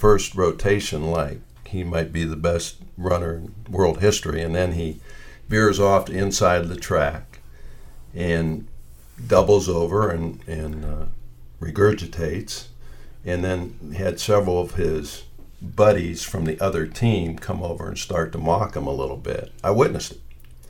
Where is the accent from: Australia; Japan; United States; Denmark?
United States; Warren, Ohio; my hometown of Warren